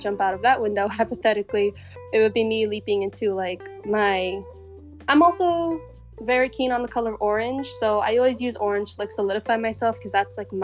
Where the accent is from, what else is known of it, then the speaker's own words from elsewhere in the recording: El Paso, Texas, United States; moved away as an adult; now in Austin, United States; I'm from El Paso and I feel like the desert influences who I am because, you know, that's where I'm from.